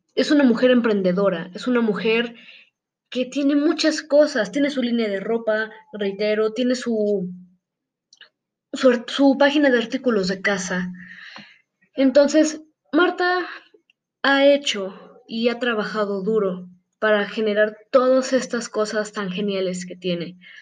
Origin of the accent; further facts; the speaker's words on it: Mexico; nosotros como mexicanos